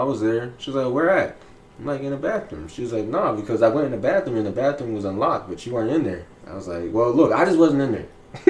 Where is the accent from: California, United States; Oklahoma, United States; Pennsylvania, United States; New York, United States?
Pennsylvania, United States; Pittsburgh; Well, I ain't from here, so I'm from Pittsburgh.